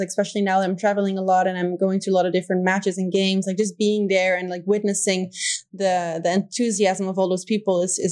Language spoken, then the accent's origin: English; Netherlands; first language Dutch; English is a second language; moved away as an adult; also born or lived in Rio de Janeiro, Brazil; now in Spain; Dutch is my native language.